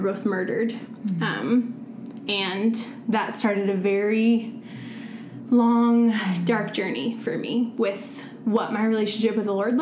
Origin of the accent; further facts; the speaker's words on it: Central Virginia, United States; moved away; I'm from Central Virginia